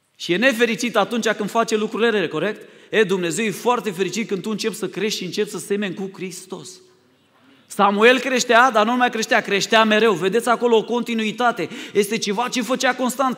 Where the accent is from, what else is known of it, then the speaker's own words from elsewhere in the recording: Romania; Noi, ca și români